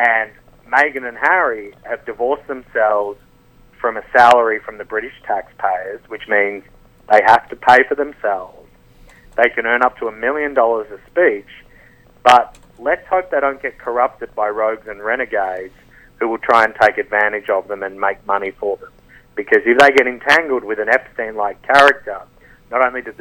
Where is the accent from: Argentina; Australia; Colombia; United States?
Australia; I'm from Australia